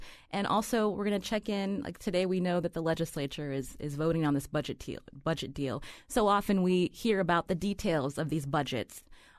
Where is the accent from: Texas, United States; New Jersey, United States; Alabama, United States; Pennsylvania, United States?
Pennsylvania, United States; I'm a child of immigrants. My parents came from India. I was born and raised in Pennsylvania.